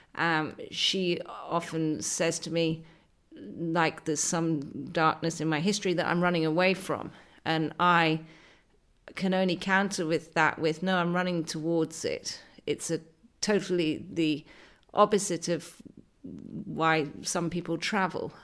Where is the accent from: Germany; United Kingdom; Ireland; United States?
United Kingdom; west coast of Scotland; accent: posh city girl; also born or lived in Argyll / Dumfries and Galloway; I was brought up on a farm in the west coast of Scotland, but when you talk with my accent, uh, you sound like a posh city girl